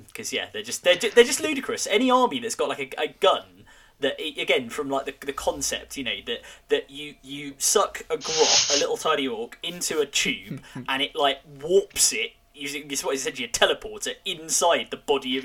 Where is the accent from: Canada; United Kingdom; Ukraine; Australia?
United Kingdom; London; as a Londoner